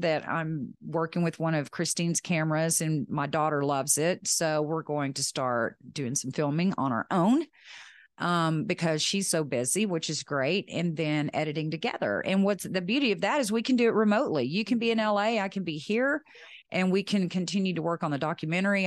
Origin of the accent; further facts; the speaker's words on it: West Texas, United States; I'm from Texas, West Texas